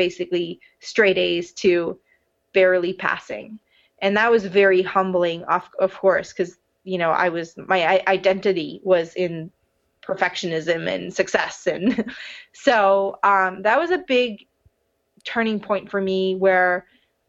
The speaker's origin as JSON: {"language": "English", "town": "Montreal", "region": "Quebec", "country": "Canada", "tie": "born or raised there", "moved": "yes", "said": "here I am back in Montreal, my hometown"}